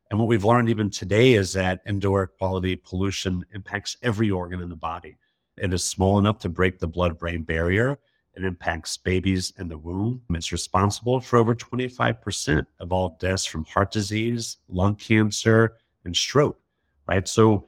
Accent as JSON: {"language": "English", "region": "Alabama", "country": "United States", "said": "You know, I'm from Alabama originally in the South. I went to Auburn University."}